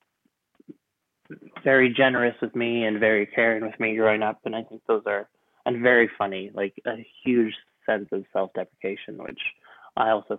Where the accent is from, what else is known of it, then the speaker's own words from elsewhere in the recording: France; moved away; also born or lived in Canada; I grew up in France, but we used to go spend 3 months in Canada every year.